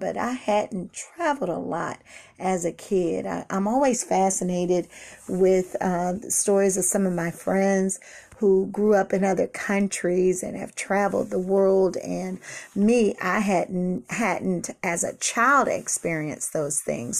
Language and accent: English; Washington, District of Columbia, United States; I was born and raised in Washington, D C